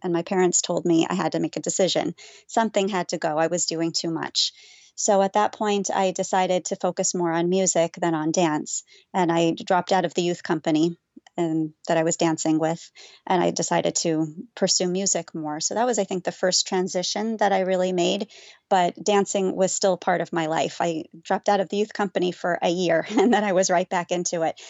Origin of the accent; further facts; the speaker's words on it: Las Vegas, Nevada, United States; moved away; growing up in Las Vegas, there was really no Orthodox Judaism until Chabad came